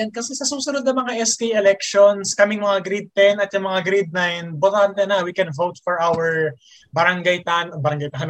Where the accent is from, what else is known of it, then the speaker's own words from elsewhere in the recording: Philippines; Kasi Pilipino pa rin naman ako eh.